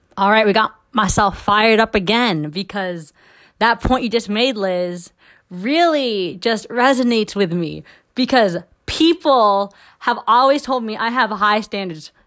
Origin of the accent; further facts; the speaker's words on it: Philippines; I'm Filipino